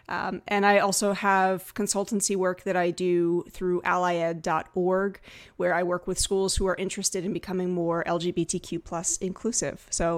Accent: United States; now in Vancouver Island, Canada; Before my wife, who's Canadian, I'm American, we decided let's plant some roots. Let's try being a little bit closer to family. So we're located now just off of Vancouver Island.

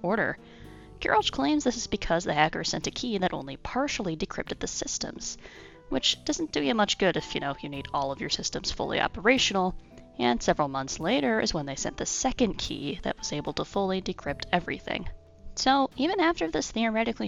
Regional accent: Illinois, United States; my home state of Illinois

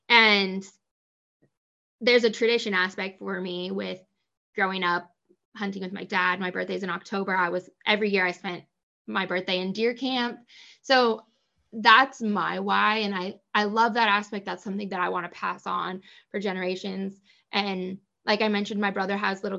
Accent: Coast Range, Northwest Oregon, United States; I grew up in Northwest Oregon in the Coast Range

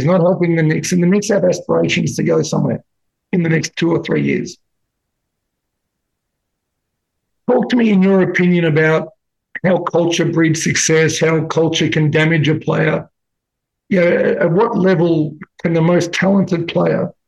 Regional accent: Australia; as an Australian

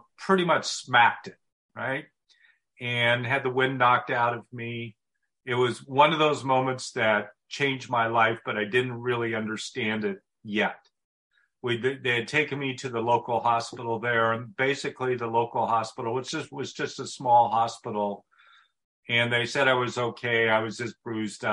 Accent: Portland, Oregon, United States; I'm from Oregon. I was born and raised here. I was raised in Portland

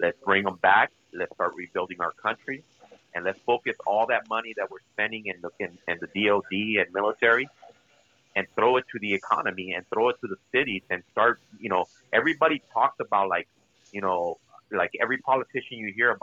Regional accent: California, United States; also born or lived in Mexico; obviously I was born and raised in California.

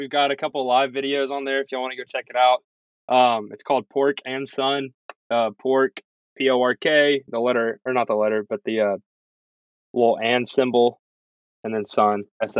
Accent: the South, United States; because I was born and raised in the South. SEC is in our blood.

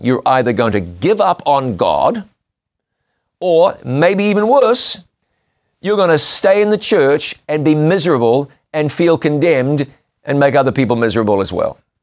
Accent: New Zealand; my home country of New Zealand

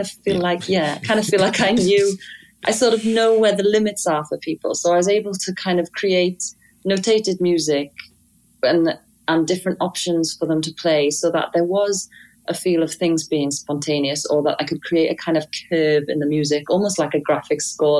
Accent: Wales, United Kingdom; I learned violin with my dad growing up in Wales

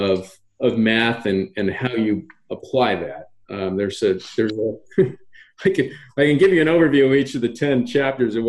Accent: Massachusetts, United States; I grew up in Massachusetts

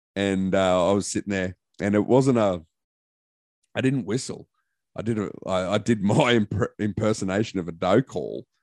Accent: Queensland, Australia; I'm a Queenslander.

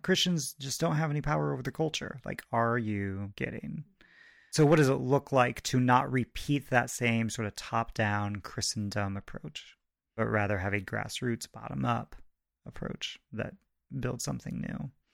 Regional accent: Goshen, Indiana, United States; I grew up in Goshen, Indiana

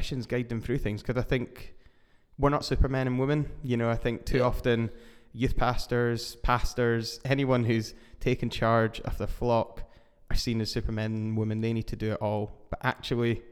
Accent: Edinburgh, Scotland, United Kingdom; I am from Edinburgh in Scotland

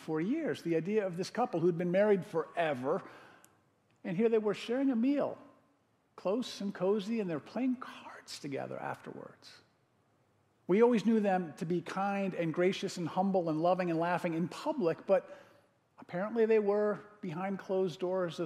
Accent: Connecticut, United States; now in Madison, United States; I grew up in Connecticut

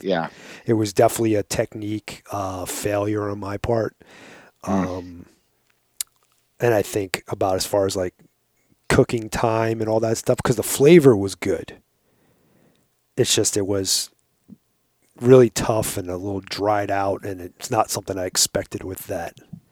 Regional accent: Long Island, New York, United States; I grew up on Long Island

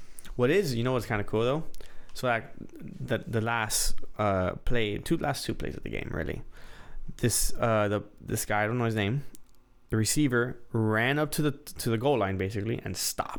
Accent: Miami, Florida, United States; We're from Miami.

